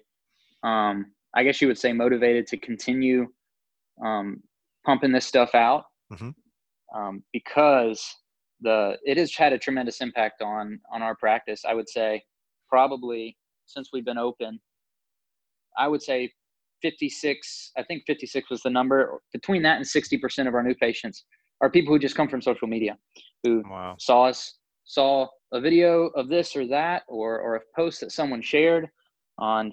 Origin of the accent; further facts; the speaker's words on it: Valdosta, Georgia, United States; also born or lived in Davenport, Iowa; I was born and raised here in Valdosta.